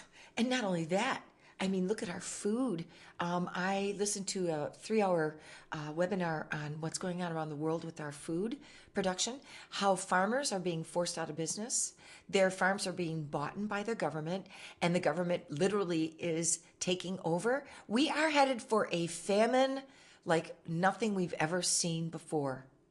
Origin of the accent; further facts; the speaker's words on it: Michigan, United States; moved away; I'm from Michigan originally